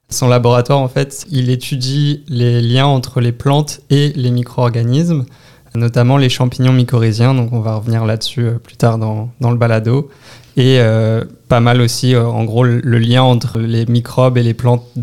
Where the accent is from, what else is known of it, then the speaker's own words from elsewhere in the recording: Brittany, France; now in Canada; Bretagne, du nord-ouest de la France. Euh, j'ai pas mal bougé dans mon enfance, mais euh, c'est vraiment là d'où je viens.